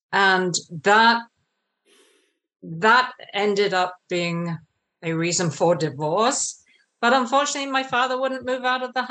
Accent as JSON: {"language": "English", "region": "England", "country": "United Kingdom", "tie": "born or raised there", "said": "I grew up in England, as you can maybe tell from my accent."}